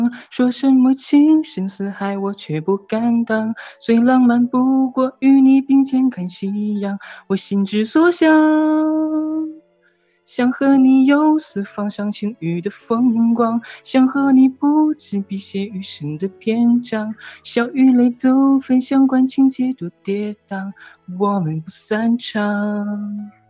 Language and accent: Chinese; Harbin, Heilongjiang, China; 我是哈尔滨的。